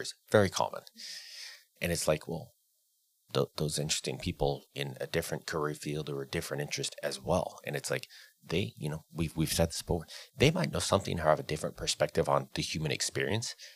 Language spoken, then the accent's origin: English; the Northwest, Pacific Northwest, United States; growing up in the Northwest